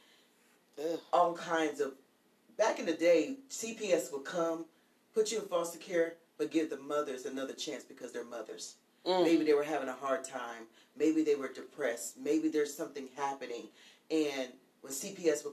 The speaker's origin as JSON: {"language": "English", "region": "Pennsylvania", "country": "United States", "said": "I'm from Pennsylvania, so we have a basement and an attic"}